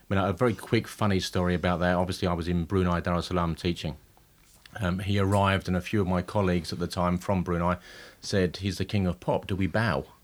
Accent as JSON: {"language": "English", "region": "East of England", "country": "United Kingdom", "said": "I'm from Essex."}